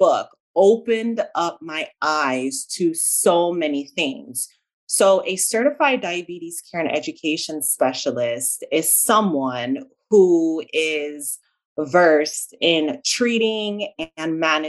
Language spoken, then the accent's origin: English; Jamaica; accent: Jamaican; also born or lived in South Central Florida; now in Florida, United States; I was originally born in Jamaica. So if you hear kind of like a slight accent, that's what you're hearing. I pronounce my A's and my E's differently. So you're hearing my Jamaican accent.